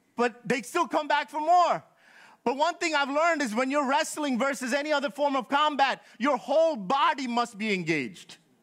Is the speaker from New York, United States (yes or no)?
yes; New York, United States; Born and raised in New York all my life.